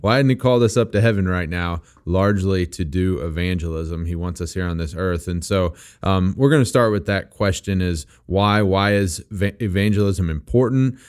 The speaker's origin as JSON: {"language": "English", "region": "Missouri", "country": "United States", "said": "I am from Missouri and I don't always even pronounce English words properly"}